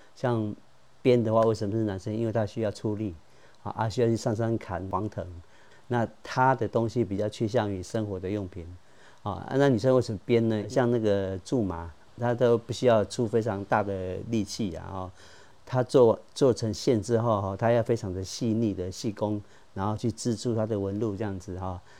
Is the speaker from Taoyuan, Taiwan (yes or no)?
yes; Taoyuan, Taiwan; moved away as an adult; 我来自桃园市复兴区拉拉山，这是我美丽的故乡